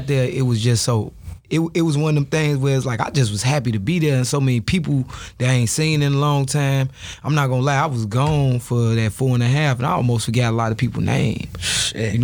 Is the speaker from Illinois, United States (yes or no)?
yes; Chicago, Illinois, United States; I'm from L-Town, you know what I'm saying? Austin area, to be specific.